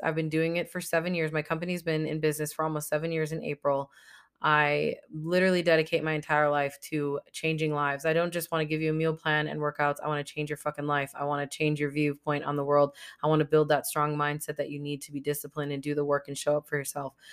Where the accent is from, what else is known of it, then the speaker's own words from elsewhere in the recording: United States; my nationality is I'm American. I was born in America